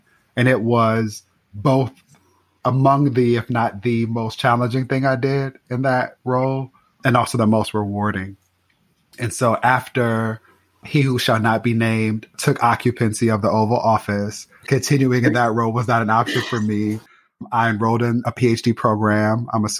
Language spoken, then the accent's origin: English; Inglewood, California, United States; I will be celebrating my 40th birthday in a week. I caught scent, to use a term from mentor and scholar Yolanda Celia Ruiz, in Inglewood, California.